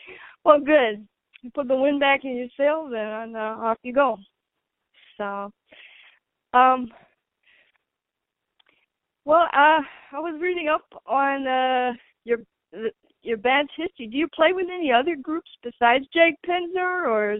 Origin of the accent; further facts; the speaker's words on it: Wisconsin, United States; moved away; I'm from Wisconsin